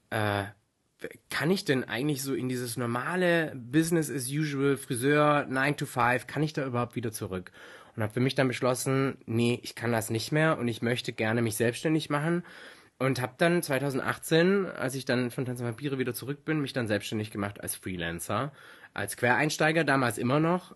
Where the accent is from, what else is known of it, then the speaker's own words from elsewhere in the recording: foot of the Swabian Jura, Baden-Württemberg, Germany; komme ursprünglich aus dem Süden von Deutschland. Also ich bin aufgewachsen am Fuße der Schwäbischen Alb